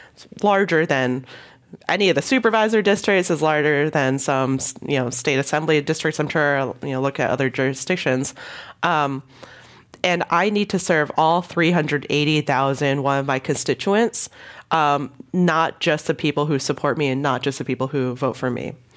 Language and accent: English; Hong Kong; moved away; I was born in Hong Kong